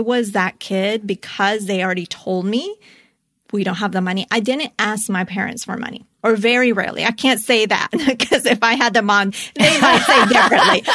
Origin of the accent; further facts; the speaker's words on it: Colombia; growing up, I was born in Colombia